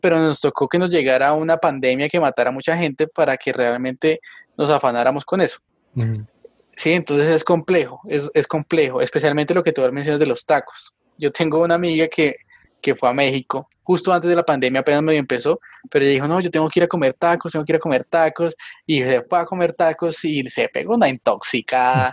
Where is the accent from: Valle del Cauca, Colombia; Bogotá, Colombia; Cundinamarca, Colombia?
Cundinamarca, Colombia; Tabio; aquí en Tabio, en mi pueblo